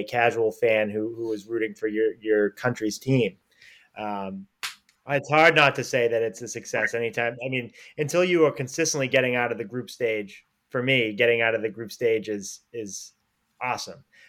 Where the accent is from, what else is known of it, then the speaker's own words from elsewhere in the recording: United States; as an American